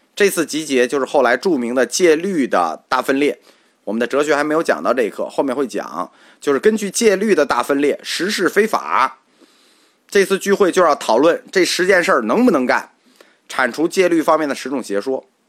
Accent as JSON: {"language": "Chinese", "country": "China", "said": "这句话对我们中国人来说没问题"}